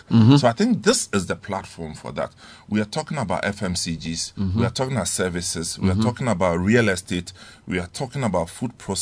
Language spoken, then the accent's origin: English; Ghana; I'm a Ghanaian